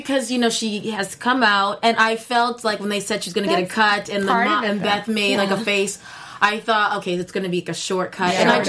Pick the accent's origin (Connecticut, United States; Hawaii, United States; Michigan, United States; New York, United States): Connecticut, United States; moved away as an adult; now in Los Angeles, United States; I move cross country. I'm from Connecticut. So sometimes I'm like, do my friends remember me? I've been out here in LA for a while.